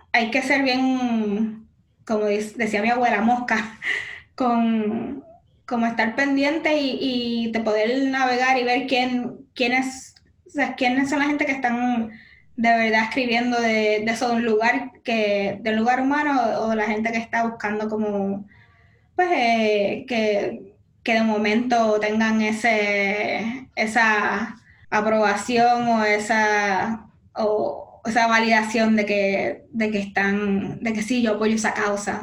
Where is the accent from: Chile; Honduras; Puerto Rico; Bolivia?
Puerto Rico; moved away as an adult; also born or lived in New York; now in United States; soy puertorriqueña